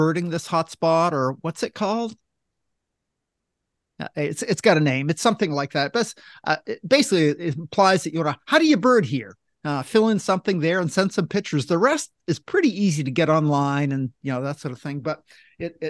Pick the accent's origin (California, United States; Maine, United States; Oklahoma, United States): Maine, United States; I grew up in Maine